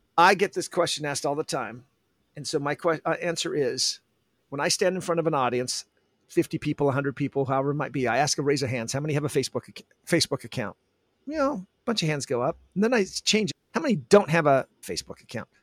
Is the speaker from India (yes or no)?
no; Olympia, Washington, United States; also born or lived in San Diego, California; now in San Jose, United States; I'm from Olympia, Washington